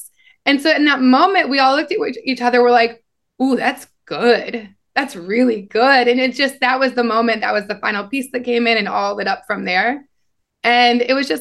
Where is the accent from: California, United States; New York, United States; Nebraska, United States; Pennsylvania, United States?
Nebraska, United States; moved away; I kind of always knew I was different growing up in Nebraska